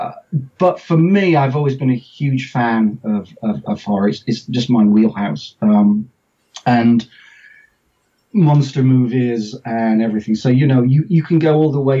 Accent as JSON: {"language": "English", "region": "England", "country": "United Kingdom", "tie": "born or raised there", "accent": "English", "said": "as you can tell from my accent, I'm English. I'm the English person"}